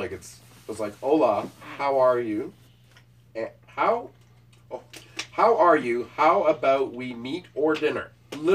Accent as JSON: {"language": "English", "town": "Waterloo", "region": "Ontario", "country": "Canada", "said": "And I'm from Waterloo."}